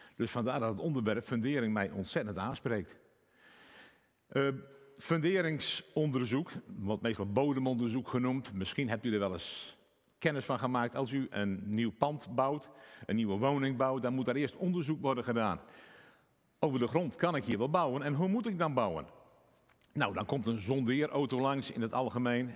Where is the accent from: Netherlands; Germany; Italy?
Netherlands; Friesland; ik uit Friesland kom